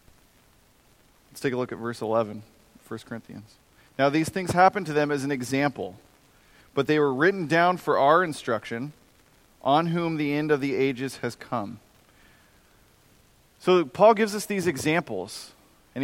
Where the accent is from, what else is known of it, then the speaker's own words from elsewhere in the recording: United States; I'm an American